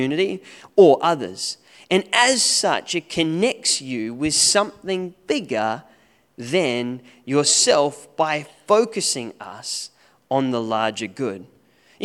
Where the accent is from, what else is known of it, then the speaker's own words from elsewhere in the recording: Australia; now in New Zealand; As an Aussie